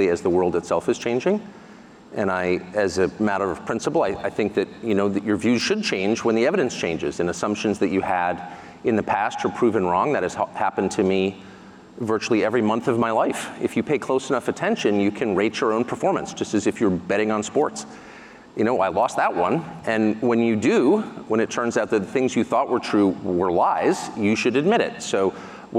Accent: United States; I'm an American citizen. I'm 54, I pay my taxes, I obey the law. And there was no expectation in the America that I grew up

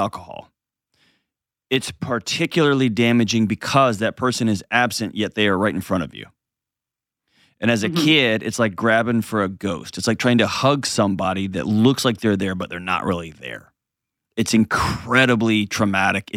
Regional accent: Texas, United States; I grew up in Texas

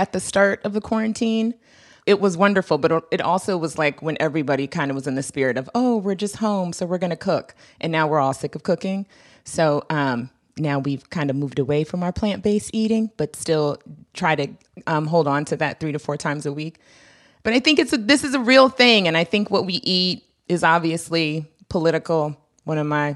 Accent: Washington, District of Columbia, United States; in D.C., I grew up really close to Anacostia. I grew up in Hillcrest and in Anacostia

